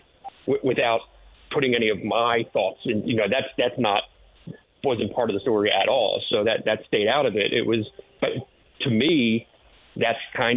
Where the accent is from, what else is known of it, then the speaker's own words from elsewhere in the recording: Philadelphia, Pennsylvania, United States; now in Detroit, United States; I'm from Philadelphia